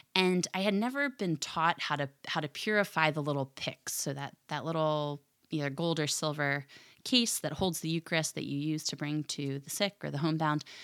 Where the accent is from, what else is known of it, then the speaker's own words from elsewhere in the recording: Philadelphia, Pennsylvania, United States; I'm from the Philadelphia area